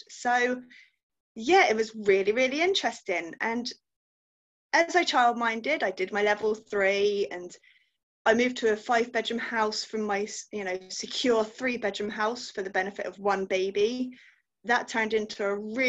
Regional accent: Gloucester, South West England, United Kingdom; I'm from Gloucester in the UK.

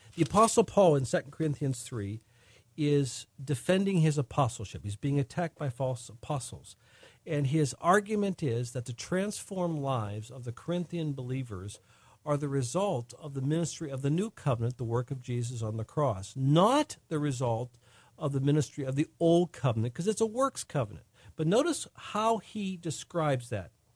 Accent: United States; In America, we, we are under American law

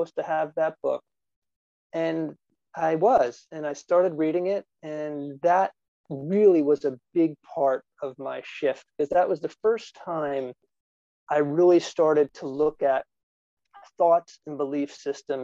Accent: New Jersey, United States; I came from New Jersey

